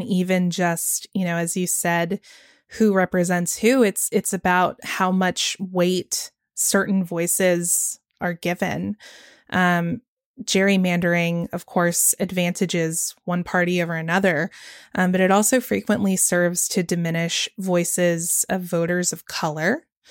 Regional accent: Georgia, United States; right here in my home state of Georgia

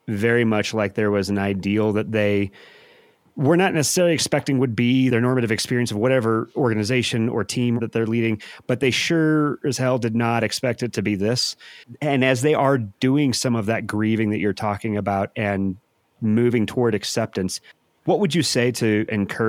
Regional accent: St. Louis, Missouri, United States; I'm from St. Louis

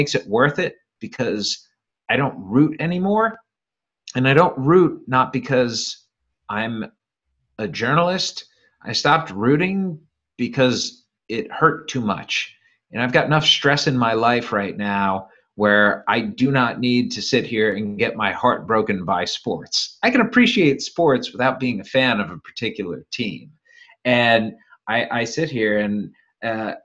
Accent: Cleveland, Ohio, United States; moved away; also born or lived in Fresno; I grew up in Cleveland

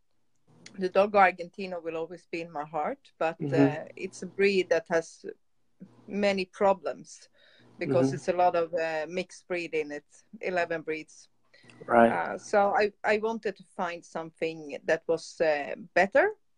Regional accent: Stockholm, Stockholm County, Sweden; English is a second language; moved away as an adult; now in South Sweden, Sweden; I'm from Stockholm from the beginning, the capital of Sweden, but now I live in South Sweden.

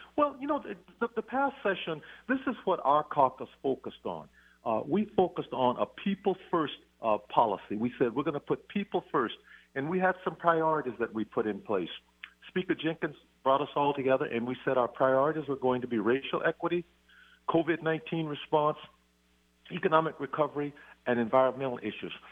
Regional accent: Robeline, Louisiana, United States; moved away as an adult; also born or lived in Shreveport, Louisiana; now in Snohomish County, United States; our family was raised in a little town called Robeline, which is just 60 miles south of Shreveport

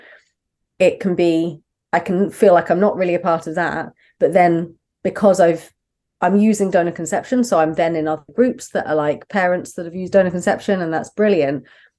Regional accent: Brighton, South East England, United Kingdom; accent: southern; moved away as an adult; now in Manchester, United Kingdom; No, I grew up in Brighton, so right down the very far south of England. But my wife is from up north, so we moved up about 8 years ago. Mm-hmm. I've sadly lost my southern accent.

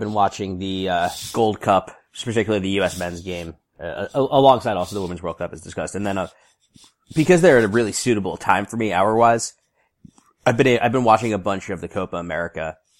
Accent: United States; obviously I'm American

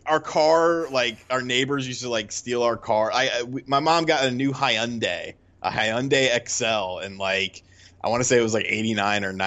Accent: Bridgeport, Connecticut, United States; moved away; also born or lived in Monroe, Connecticut; I was born in Bridgeport, lived in Monroe

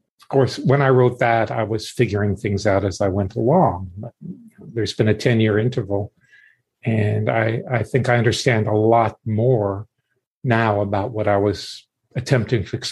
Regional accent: South Florida, United States; also born or lived in New York City; I grew up in the Deep South in the 50s and 60s

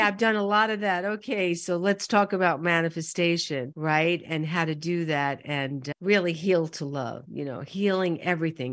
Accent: New York City, New York, United States; growing up in Brooklyn and Queens

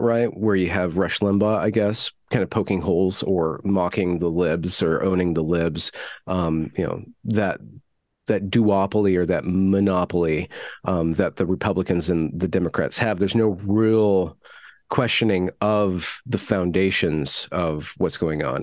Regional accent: United States; as an American growing up

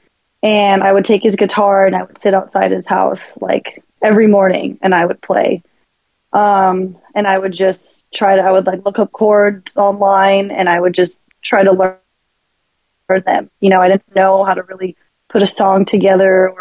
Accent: San Bernardino, California, United States; I was born in San Bernardino.

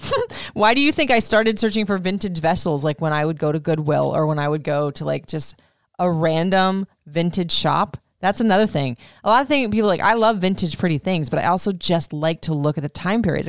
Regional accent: Florida, United States; I grew up in Florida

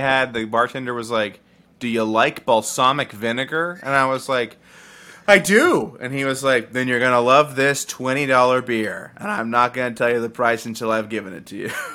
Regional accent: the South, United States; I'm from the South

